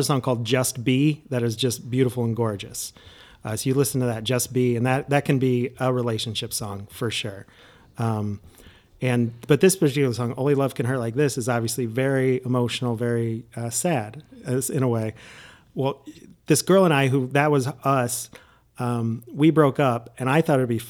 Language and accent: English; Indiana, United States; growing up in Indiana